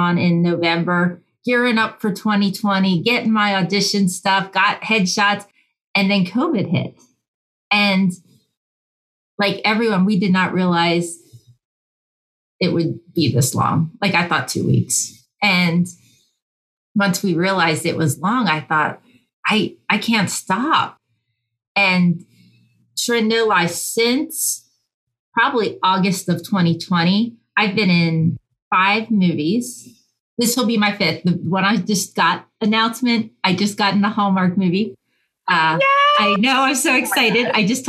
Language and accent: English; Pennsylvania, United States; accent: Utah; And then I moved from Pennsylvania to Utah, which is where I get this distinct accent from.